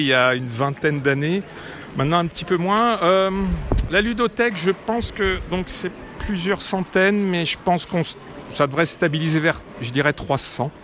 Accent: Lyon, Auvergne-Rhône-Alpes, France; now in Neuville-sur-Saône, France; je suis lyonnais

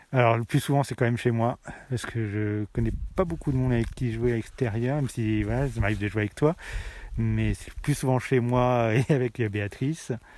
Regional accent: Tarare, Auvergne-Rhône-Alpes, France; je viens de Tarare

